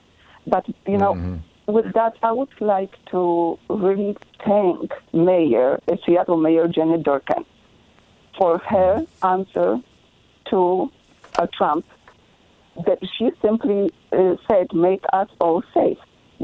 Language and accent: English; Poland; moved away as an adult; now in Vancouver, Washington, United States; Originally, I'm from Poland, and I'm here over 40 years.